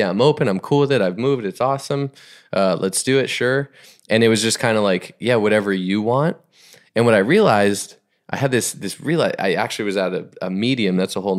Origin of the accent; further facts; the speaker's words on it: Boston, Massachusetts, United States; I grew up generally in the Boston area, like a little bit of elementary, middle school through high school, and actually after college and into the work.